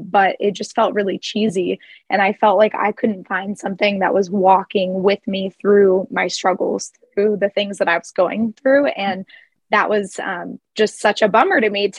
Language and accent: English; Midwest, United States; now in Denver, United States; I grew up in the Midwest